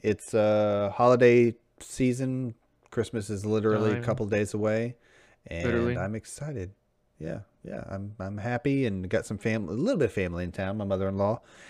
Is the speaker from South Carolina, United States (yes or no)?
no; Texas, United States; even in my infancy of being a Midwesterner, having come from Texas, to refresh people's memory